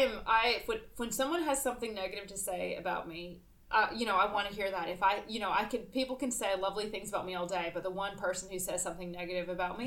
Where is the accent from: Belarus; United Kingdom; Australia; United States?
United States; South Carolina; Yeah, I grew up in South Carolina.